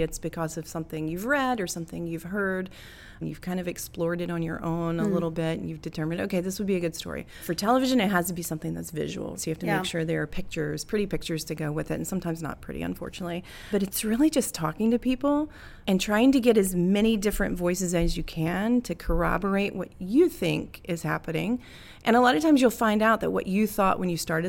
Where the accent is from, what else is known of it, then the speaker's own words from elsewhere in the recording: North Carolina, United States; moved away; I'm from North Carolina originally.